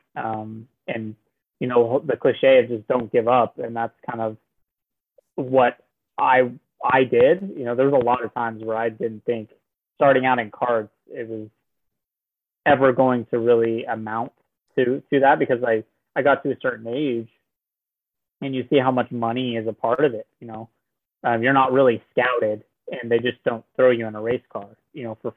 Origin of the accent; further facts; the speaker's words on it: Norman, Oklahoma, United States; I'm from Norman, Oklahoma